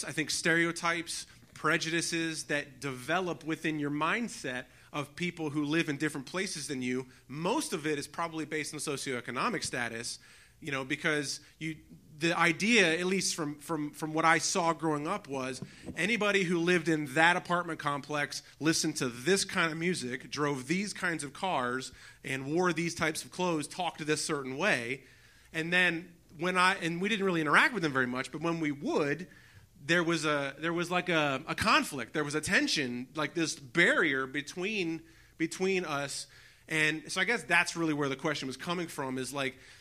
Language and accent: English; United States; now in Pittsburgh, United States; I grew up in the Baltimore, Washington area in the suburbs of D.C.